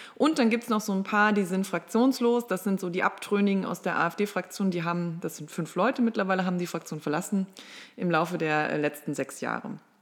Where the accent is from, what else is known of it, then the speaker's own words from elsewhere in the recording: Mülheim an der Ruhr, North Rhine-Westphalia, Germany; moved away as an adult; now in Marburg, Germany; ich komme aus Mülheim an der Ruhr. Das liegt in NRW zwischen Essen, Oberhausen und Duisburg und bin dort die Tochter einer alleinerziehenden Mutter groß geworden